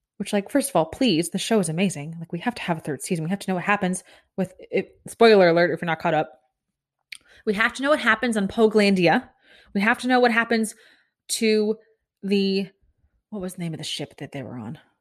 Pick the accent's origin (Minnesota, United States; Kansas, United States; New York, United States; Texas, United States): Kansas, United States; now in Florida, United States; I grew up in Kansas